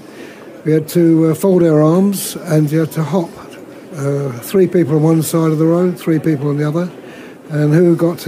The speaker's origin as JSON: {"language": "English", "town": "Portsmouth", "region": "South East England", "country": "United Kingdom", "tie": "born or raised there", "also_born_or_lived": "Gillingham", "moved": "yes", "said": "my hometown was Portsmouth"}